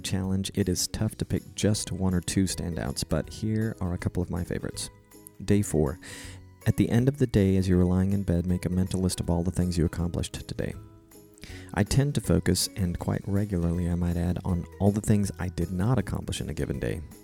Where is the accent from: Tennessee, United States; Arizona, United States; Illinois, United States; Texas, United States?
Texas, United States; Fort Worth; moved away as an adult; now in Panama; I am from Fort Worth, Texas, and I'm now living abroad in Panama, Central America